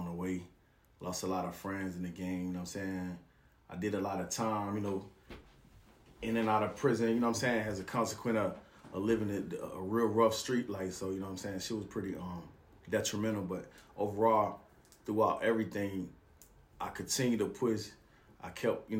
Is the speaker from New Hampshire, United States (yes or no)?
no; Macon, Georgia, United States; I was raised in Macon, Georgia